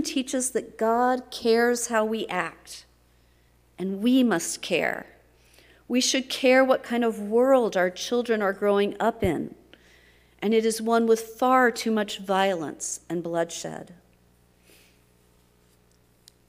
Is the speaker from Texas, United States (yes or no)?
yes; Texas, United States; my home state of Texas.